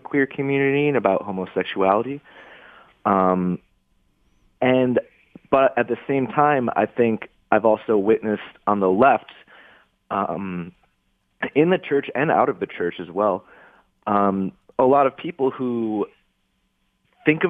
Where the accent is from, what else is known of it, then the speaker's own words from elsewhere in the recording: Grosse Pointe, Michigan, United States; now in Detroit, United States; I grew up in Grosse Pointe